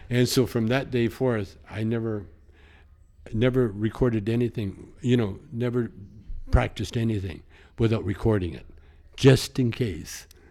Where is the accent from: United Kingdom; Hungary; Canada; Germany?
Canada; the Canadian Prairies; you grow up like I did in, in the prairies